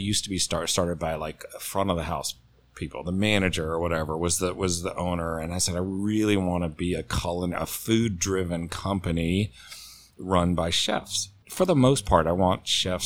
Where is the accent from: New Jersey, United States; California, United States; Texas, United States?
Texas, United States; now in Atlanta, United States; me growing up in Texas and moving to Atlanta